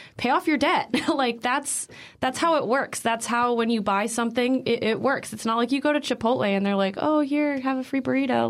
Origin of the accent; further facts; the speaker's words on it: Naperville, Illinois, United States; moved away; I'm from Naperville, Illinois, originally